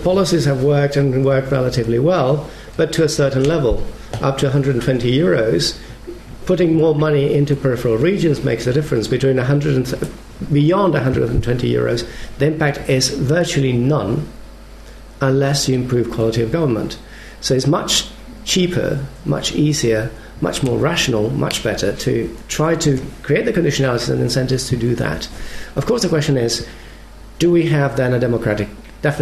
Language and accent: English; Spain; I come from Spain